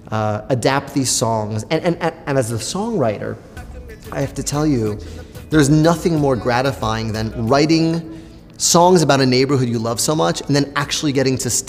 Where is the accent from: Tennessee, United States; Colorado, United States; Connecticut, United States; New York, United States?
New York, United States; Queens; But I always say I'm from Queens.